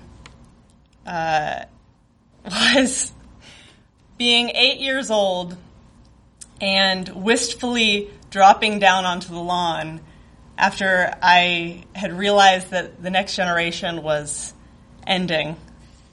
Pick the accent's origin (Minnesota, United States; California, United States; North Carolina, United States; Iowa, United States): California, United States; rural Northern; moved away as an adult; now in Chicago, United States; I lived in very rural Northern California, very isolated from the world, it seemed